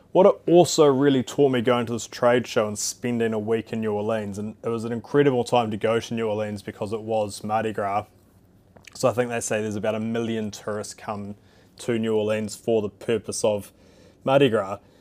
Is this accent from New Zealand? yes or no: yes; New Zealand